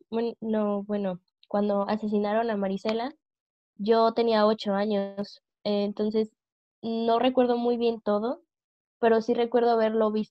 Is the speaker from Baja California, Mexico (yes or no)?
no; Guadalajara, Jalisco, Mexico; now in Guanajuato, Mexico; soy de Guadalajara, pero vivo en Guanajuato.